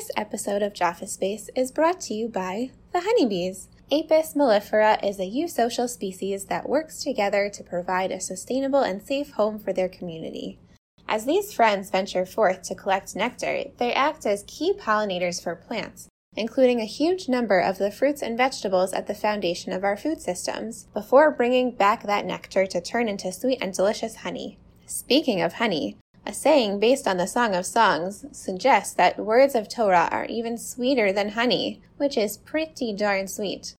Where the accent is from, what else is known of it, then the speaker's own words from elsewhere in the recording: Toronto, Ontario, Canada; also born or lived in Connecticut; we're from Toronto